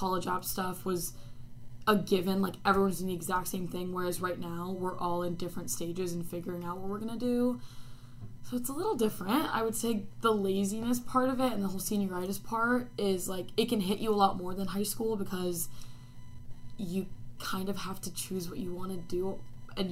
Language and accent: English; California, United States; I'm from California